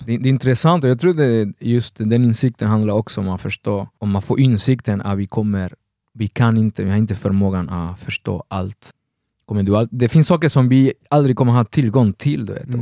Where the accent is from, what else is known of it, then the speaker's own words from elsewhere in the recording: Argentina; moved away as an adult; now in Sweden; jag växte upp i Argentina